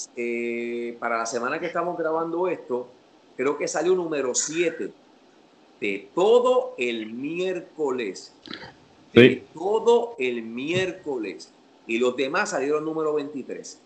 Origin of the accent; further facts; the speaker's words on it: Puerto Rico; En Puerto Rico, para la época en la que yo me criaba